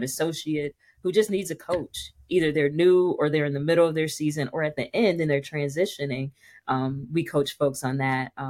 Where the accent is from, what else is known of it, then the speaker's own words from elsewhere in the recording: Dayton, Ohio, United States; I grew up in Dayton, Ohio, in a little bitty Baptist church in Dayton